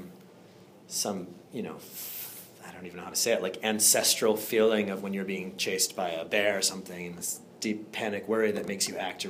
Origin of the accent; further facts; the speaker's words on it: Andover, Massachusetts, United States; originally I'm from Andover, so a little bit north of here